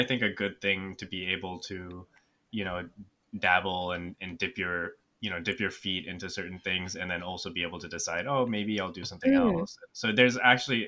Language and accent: English; San Jose, California, United States; also born or lived in Winston-Salem, North Carolina / Durham, North Carolina; now in New York, United States; I grew up in San Jose, California